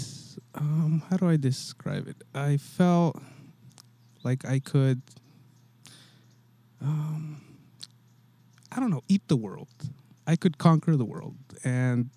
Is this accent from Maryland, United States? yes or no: no; Santa Cruz, California, United States; I grew up in Santa Cruz